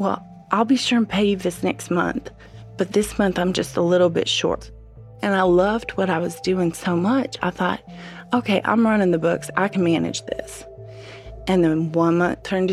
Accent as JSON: {"language": "English", "region": "Midwest", "country": "United States", "also_born_or_lived": "Abu Dhabi, United Arab Emirates", "moved": "as an adult", "said": "being a Midwesterner"}